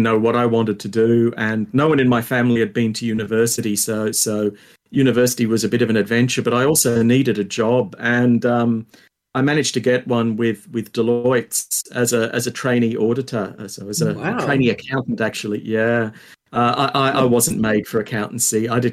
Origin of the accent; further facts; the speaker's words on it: Sydney, New South Wales, Australia; I grew up in Ashfield, which is a it's a suburb of Sydney